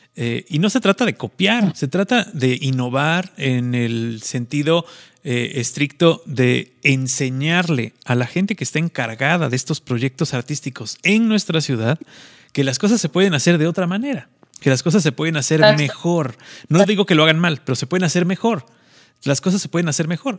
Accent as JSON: {"language": "Spanish", "country": "Mexico", "said": "Los, mexicanos nos pintamos solos"}